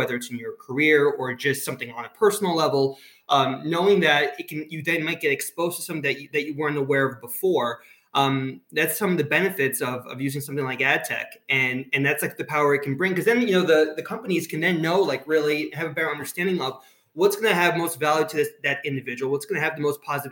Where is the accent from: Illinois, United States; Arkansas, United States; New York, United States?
New York, United States; accent: combination of Israeli, Florida and Brooklyn; moved away as an adult; now in New Jersey, United States; Native New Yorker. I always joke because, like, even though I live in New Jersey, I feel like I have to tell people that I'm originally from New York